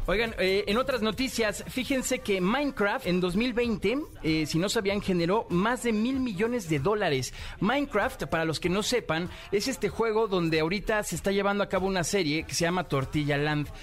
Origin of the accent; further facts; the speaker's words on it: Mexico; de México